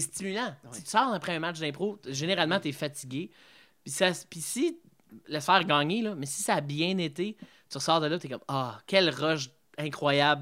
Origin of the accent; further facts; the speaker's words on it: Embrun, Ontario, Canada; also born or lived in Gatineau, Quebec; je suis né à Embrun